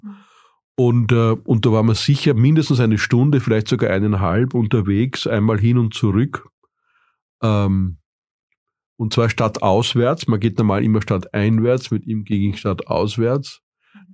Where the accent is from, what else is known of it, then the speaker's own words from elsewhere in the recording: Vienna, Austria; moved away as an adult; now in Zurich, Switzerland; bin ich Österreicher aus Wien, wenngleich auch schon 15 Jahre in der Schweiz.